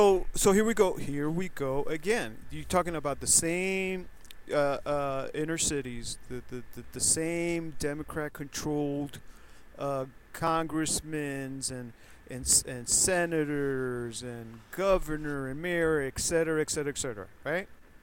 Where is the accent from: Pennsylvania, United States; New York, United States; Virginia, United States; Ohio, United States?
New York, United States; New York City; moved away; also born or lived in California; growing up in the Bronx, and I remember the 60s